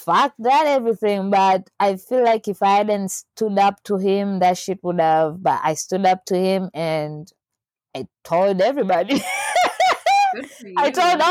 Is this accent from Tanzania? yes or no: yes; Tanzania; I'm from Tanzania